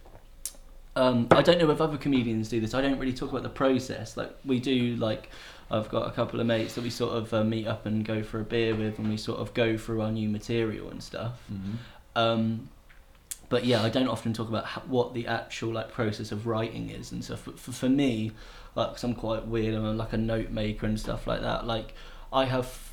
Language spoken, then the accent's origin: English; England, United Kingdom; moved away as an adult; now in Chengdu, China; I'm a young man, I'm from England